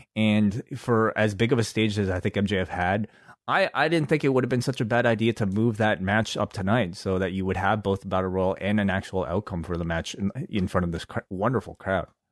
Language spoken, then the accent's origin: English; Canada; we're from Canada